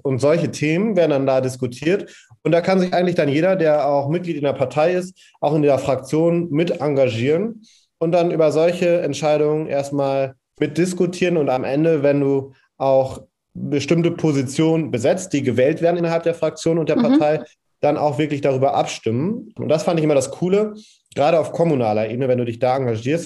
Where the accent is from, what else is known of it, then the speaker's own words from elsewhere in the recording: Rheine, North Rhine-Westphalia, Germany; bei uns in Rheine